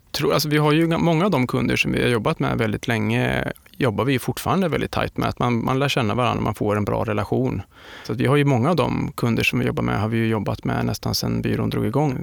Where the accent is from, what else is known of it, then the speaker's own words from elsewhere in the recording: Linköping, Östergötland, Sweden; i skogarna utanför Linköping där jag kommer ifrån